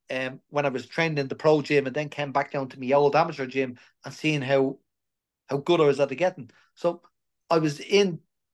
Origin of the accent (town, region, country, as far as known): Dublin, Leinster, Ireland; born or raised there; also born or lived in Belfast